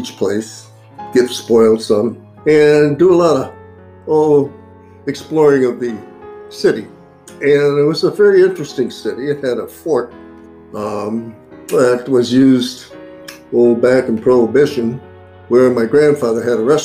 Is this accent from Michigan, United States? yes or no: yes; Grosse Pointe, Michigan, United States; also born or lived in Oswego, New York; I was born there. I left when I was about 5 years old to go to Grosse Pointe